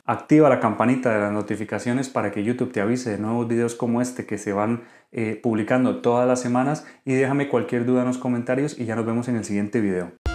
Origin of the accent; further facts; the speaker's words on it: Costa Rica; now in Spain; soy médico residente de Costa Rica